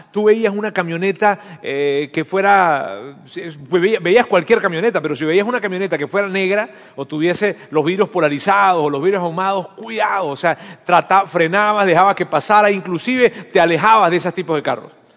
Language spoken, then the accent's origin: Spanish; Venezuela; now in Monterrey, Mexico; en mi país, en Venezuela